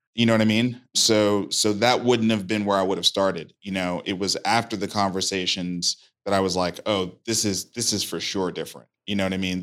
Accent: New York City, New York, United States; moved away; I grew up in Brooklyn, New York, East Flatbush

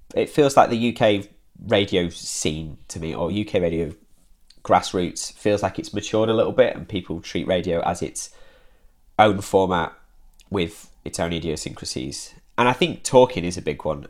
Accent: Derbyshire, East Midlands, United Kingdom; moved away as an adult; also born or lived in Hull; now in Manchester, United Kingdom; I grew up in Derbyshire, and then I went to university in Hull, and then I moved to Manchester after university

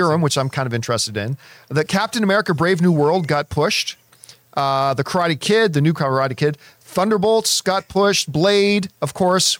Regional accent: Canada; a Canadian who walked around in a lot of snow

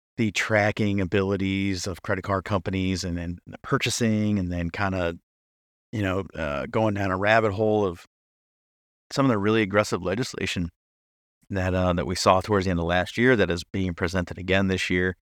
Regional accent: New Hampshire, United States; my home state of New Hampshire

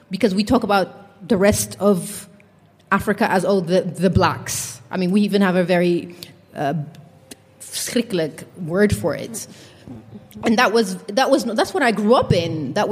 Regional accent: Netherlands; English is a second language; I missed in my life growing up in the Netherlands is uh, I read a lot.

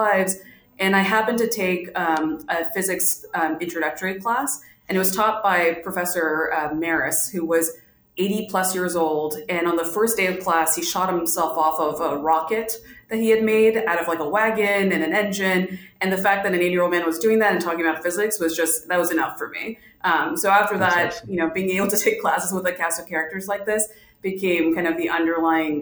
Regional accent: Miami, Florida, United States; also born or lived in India / Ohio; I grew up in Miami, Florida, so I immigrated to the U.S. from India

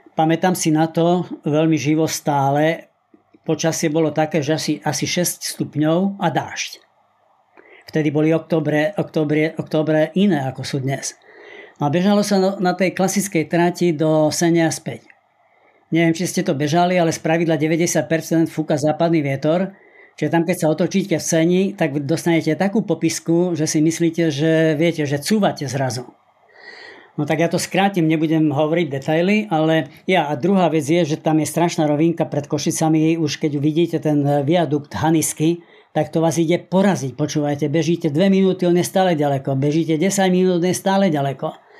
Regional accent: Spiš, Slovakia; moved away; also born or lived in Žilina; pochádzam zo Spiša

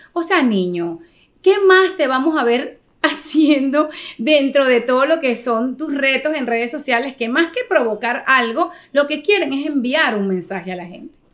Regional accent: Venezuela; now in United States; nosotros como venezolanos

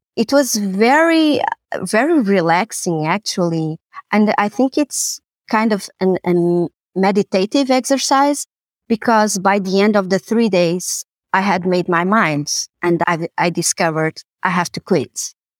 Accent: Lisbon, Portugal; also born or lived in Amsterdam; I was born and raised in Lisbon, and this is where I, I work and where I live.

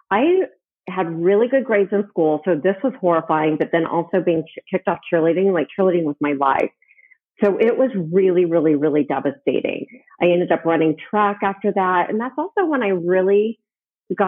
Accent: Wichita, Kansas, United States; I'm from the Midwest. I grew up in Wichita, Kansas

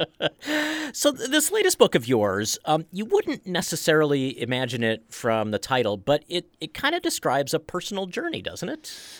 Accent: Washington, District of Columbia, United States; moved away; I grew up around Washington, D C

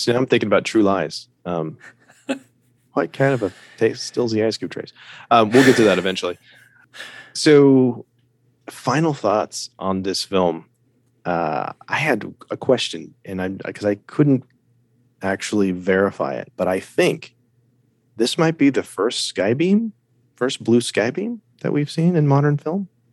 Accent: United States; I'm an American. I live in America

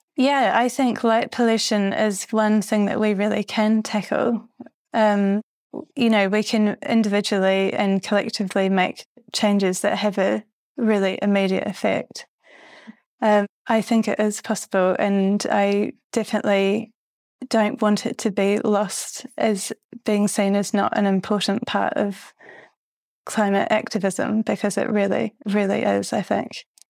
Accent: New Zealand; moved away; also born or lived in London, United Kingdom; when I was growing up in New Zealand

